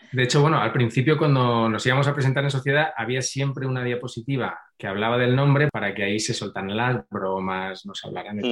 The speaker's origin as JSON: {"language": "Spanish", "town": "Madrid", "region": "Community of Madrid", "country": "Spain", "said": "soy de Madrid"}